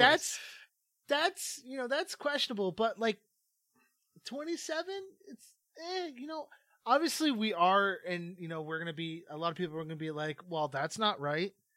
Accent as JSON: {"language": "English", "country": "Canada", "tie": "born or raised there", "said": "growing up in Canada because, uh, myself and the two co-hosts at Filler Academy, uh, are from the Great White North"}